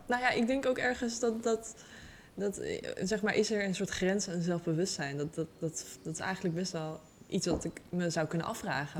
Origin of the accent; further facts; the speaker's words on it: Utrecht, Netherlands; ik kom uit Utrecht, ben ook geboren in Utrecht. en eh, ik woon nog steeds in Utrecht.